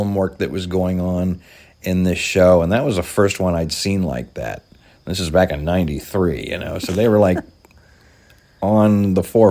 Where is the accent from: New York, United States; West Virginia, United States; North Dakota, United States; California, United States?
West Virginia, United States; Follansbee; where I grew up in Fallensbee, West Virginia